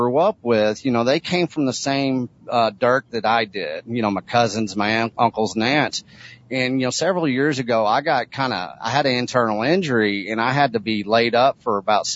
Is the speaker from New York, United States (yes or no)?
no; Texas, United States; a seventh generational agricultural person in the state of Texas